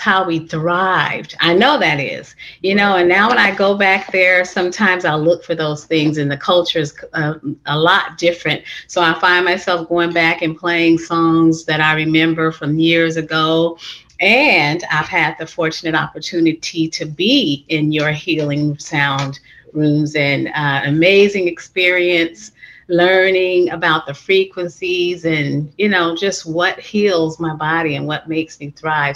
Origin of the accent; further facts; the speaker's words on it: San Francisco, California, United States; moved away; I grew up and born and raised in San Francisco